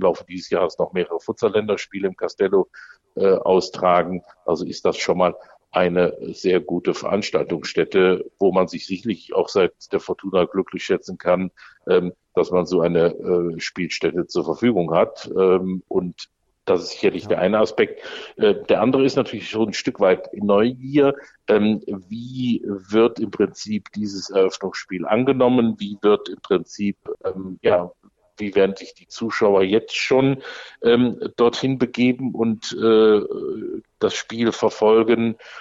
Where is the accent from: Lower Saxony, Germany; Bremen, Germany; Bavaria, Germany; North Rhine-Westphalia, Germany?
North Rhine-Westphalia, Germany; Düsseldorf; als Düsseldorfer